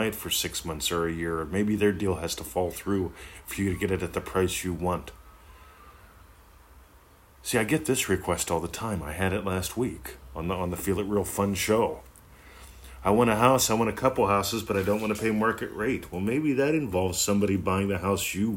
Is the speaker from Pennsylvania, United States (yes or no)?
yes; Pennsylvania, United States; moved away; I grew up in Pennsylvania, lovely country.